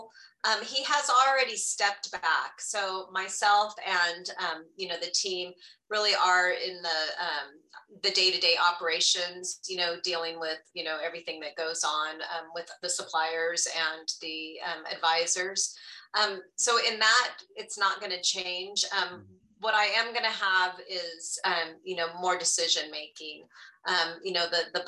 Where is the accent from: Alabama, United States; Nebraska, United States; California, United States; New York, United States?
California, United States; Southern; moved away as an adult; also born or lived in Santa Barbara County, California; now in Tucson, United States; born and raised in Southern California